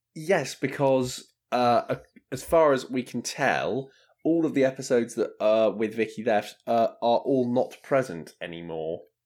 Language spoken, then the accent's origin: English; United Kingdom; we are, we are British